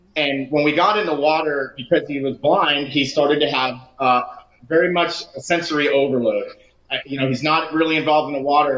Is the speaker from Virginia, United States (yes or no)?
no; Lake Worth, Florida, United States; My wife and I are both from the west side of Lake Worth. I grew up surfing in Palm Beach County from you know 11, 12 years old uh, all the way through to my 20s